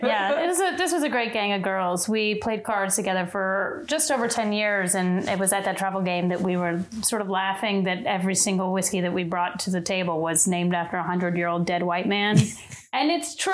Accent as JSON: {"language": "English", "region": "Kentucky", "country": "United States", "tie": "born or raised there", "moved": "as an adult", "lives_now": "New York, United States", "said": "I'm from Kentucky, and my whole family is uh, just bourbon fanatics"}